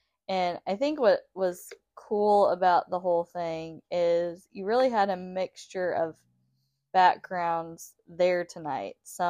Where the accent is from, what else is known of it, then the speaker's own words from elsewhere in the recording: St. Joseph, United States; I grew up in St. Joseph, you know, for myself.